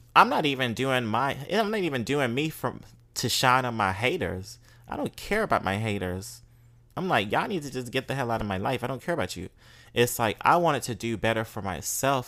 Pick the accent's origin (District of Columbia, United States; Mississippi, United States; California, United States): Mississippi, United States; moved away; growing up in Mississippi as a black queer um femme male